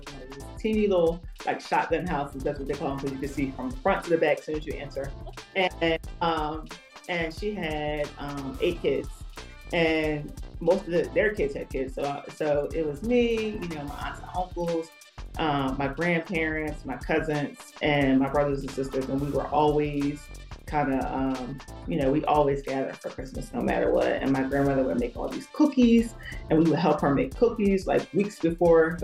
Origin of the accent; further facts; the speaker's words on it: Philadelphia, Pennsylvania, United States; I'm from Philly